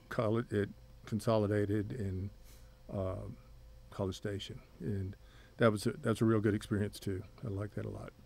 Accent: Odessa, Texas, United States; moved away; also born or lived in Corpus Christi, Texas; I grew up in Odessa, Texas.

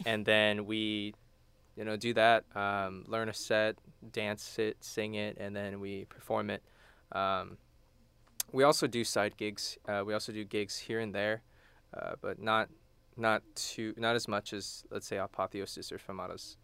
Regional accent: Houston, Texas, United States; moved away as an adult; now in College Station, United States; I'm from Houston.

